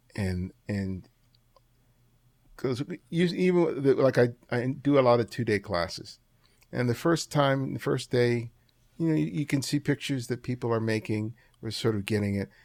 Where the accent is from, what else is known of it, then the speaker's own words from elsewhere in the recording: Los Angeles, California, United States; also born or lived in New York; I grew up, I was born in New York, but I grew up in Los Angeles.